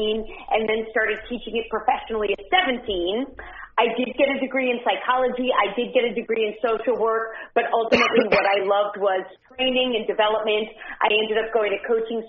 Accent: New York City, New York, United States; I grew up in New York City

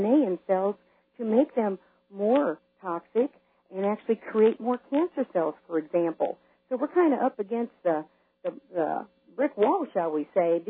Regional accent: Yakima, Washington, United States; I'm originally from the Yakima area in Washington

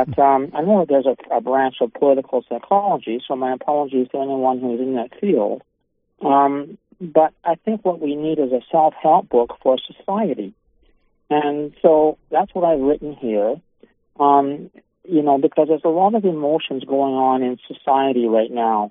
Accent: Canada; I'm a Canadian in Canada

